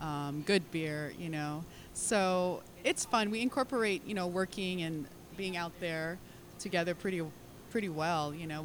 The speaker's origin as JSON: {"language": "English", "region": "California", "country": "United States", "tie": "born or raised there", "also_born_or_lived": "Philippines", "moved": "yes", "lives_now": "Hawaii, United States", "said": "I'm actually born in California. My parents are Filipino, so I was born in California, but I lived in California and the Philippines."}